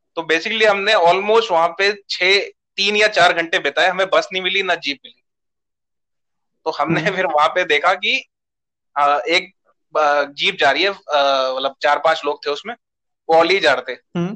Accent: Delhi, India; मैं दिल्ली से हूँ तेरे को पता ही हम दोनों दिल्ली से ही हैं

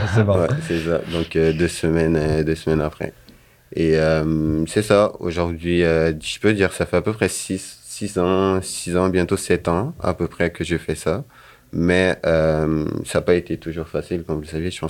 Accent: Guinea; moved away as an adult; now in Sherbrooke, Canada; je suis arrivé de la Guinée en 2015 au Canada. {S0} Donc {S2} avant de venir ici, j'avais fait des études en sciences politiques.

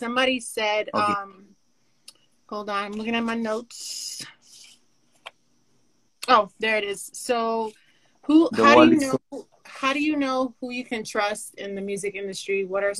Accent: New York, United States; We're both originally from New York.

